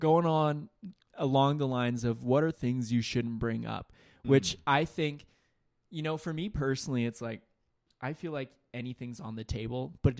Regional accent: Scotland, United Kingdom; I would have been like, bro, I'm Scottish, bro.

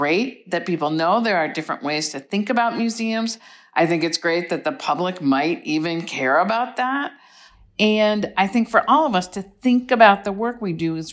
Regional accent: United States; I am an ICOM member and I'm from the United States

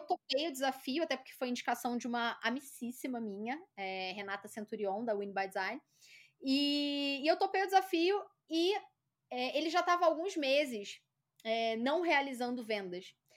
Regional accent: Rio de Janeiro, Brazil; accent: carioca; moved away as an adult; now in São Paulo, Brazil; eu sou carioca, né? Esse sotaque puxado

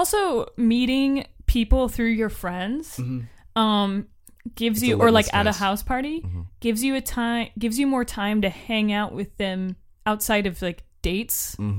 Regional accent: Florida, United States; I'm from Florida, and that's one of the reasons it took me.

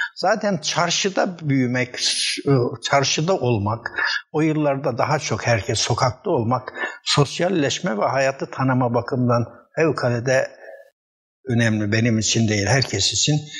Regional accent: Erzurum, Turkey; moved away as an adult; also born or lived in Narman, Erzurum / Istanbul; 1944 Erzurum'un Narman kazasında doğdum. İlkokul 3'te Erzurum'a göç ettik. İlkokul 4'ten itibaren Erzurum Gazi İlkokulu, Erzurum Lisesi ve okudum.

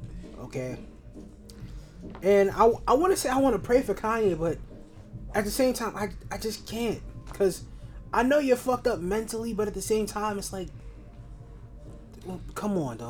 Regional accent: New York City, New York, United States; I'm from Queens and so is Ja Rule.

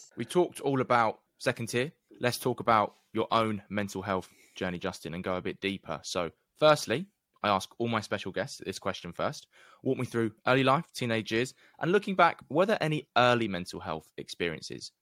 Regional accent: London, United Kingdom; I grew up in North East London, supporting Huddersfield Town

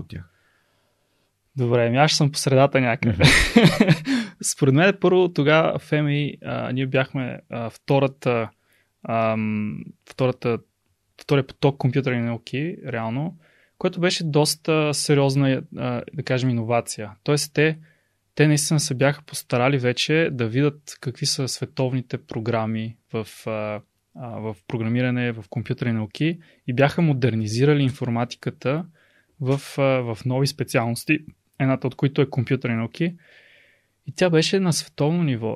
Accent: Pleven, Pleven Province, Bulgaria; moved away as an adult; also born or lived in Sofia; аз съм от Плевен

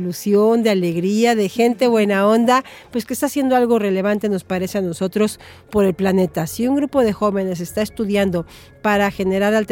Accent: Xalapa, Veracruz, Mexico; De aquí de Jalapa.

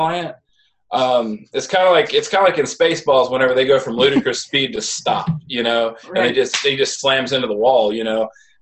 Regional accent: Midwest, United States; moved away; also born or lived in the South; I grew up in the Midwest, moved to the South

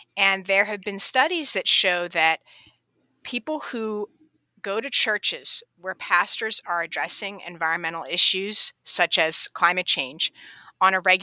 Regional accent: Pennsylvania, United States; I grew up in Pennsylvania, and I traipsed through the woods and the creeks and the rivers of Pennsylvania all growing up

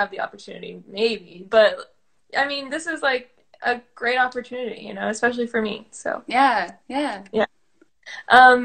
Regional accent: Bloomington, Indiana, United States; also born or lived in Evansville, Indiana; I live in Bloomington

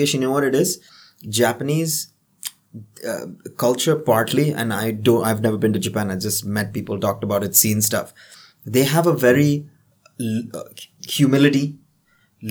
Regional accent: Sri Lanka; we are Sri Lankan

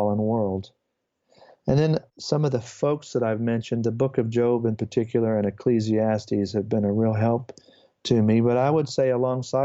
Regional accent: United States; the way I am as an American

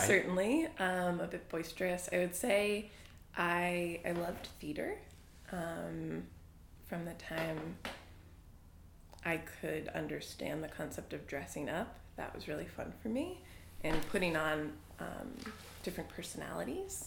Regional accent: New Hampshire, United States; moved away as an adult; also born or lived in Boston, Massachusetts; we moved from Boston when I was three or four to New Hampshire

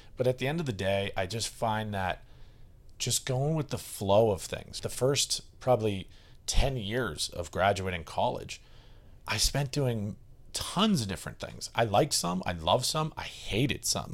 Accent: Westwood, Massachusetts, United States; my hometown

